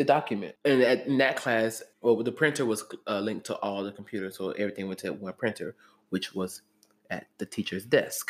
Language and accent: English; Jacksonville, Florida, United States; Growing up in Jacksonville